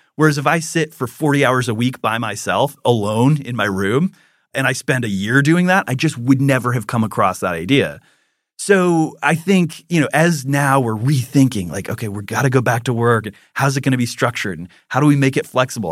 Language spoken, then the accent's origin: English; Minnesota, United States; when I was in first grade, I was on the playground and I was playing with a Lutheran because I'm from Minnesota